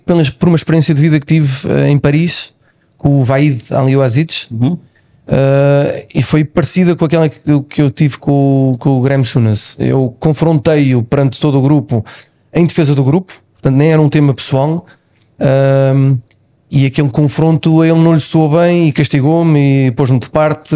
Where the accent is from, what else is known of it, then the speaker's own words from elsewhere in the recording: Cascais, Lisbon, Portugal; Eu resido no mesmo local onde, onde nasci